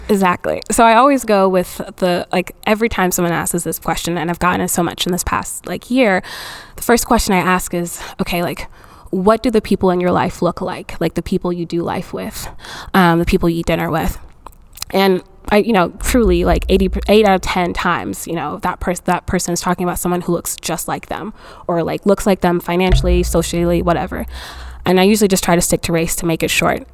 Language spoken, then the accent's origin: English; Fayetteville, North Carolina, United States; also born or lived in Nigeria; I am an immigrant, but I actually immigrated to the U.S. a little bit later. Um, so I've been in North Carolina since I was like eight or ten